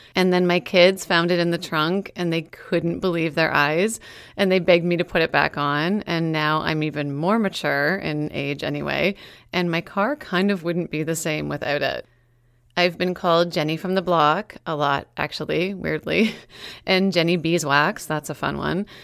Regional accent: Meaford, Ontario, Canada; born or raised there; moved away

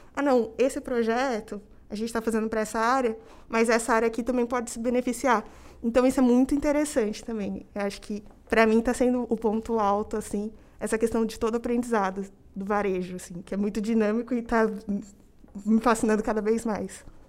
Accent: Campinas, São Paulo, Brazil; moved away as an adult; now in São Paulo, Brazil; sou natural de Campinas, no interior de São Paulo

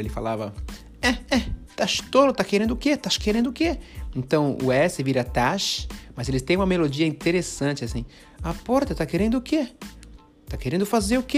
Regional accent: São Paulo, Brazil; now in Portland, United States; São Paulo, que é da onde que eu sou

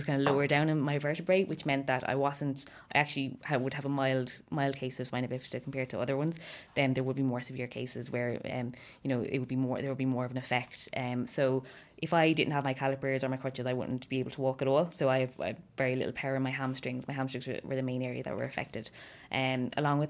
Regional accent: Waterford, Munster, Ireland; moved away as an adult; now in Dublin, Ireland; I'm from Waterford originally, living in Dublin for the last 3 years.

